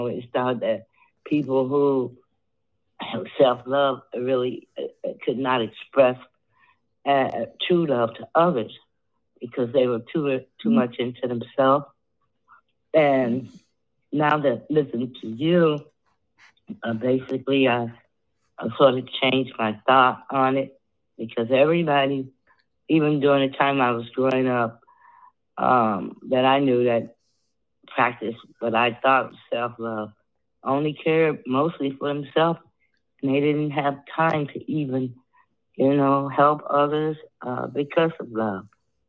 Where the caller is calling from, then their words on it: Chicago, Illinois, United States; I'm calling from Chicago